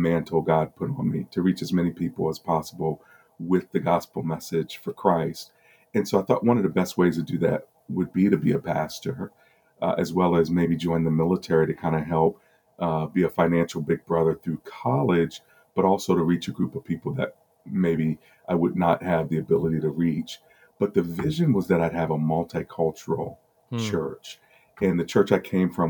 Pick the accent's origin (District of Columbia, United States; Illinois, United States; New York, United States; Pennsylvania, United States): District of Columbia, United States; Washington; also born or lived in Maryland; I grew up in the D.C. area.